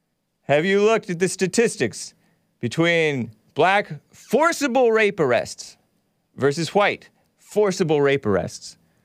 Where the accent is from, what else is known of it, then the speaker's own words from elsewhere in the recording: United States; I came from America. I'm American.